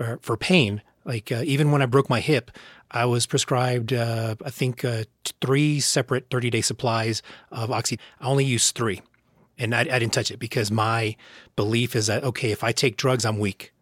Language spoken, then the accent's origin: English; United States; I'm American